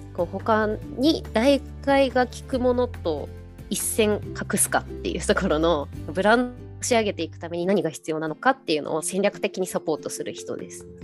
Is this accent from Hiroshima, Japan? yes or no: no; Enshu, western Shizuoka, Japan; 私たちの地元のあの遠州っていうこう静岡西部のところに浜名湖があるんですけど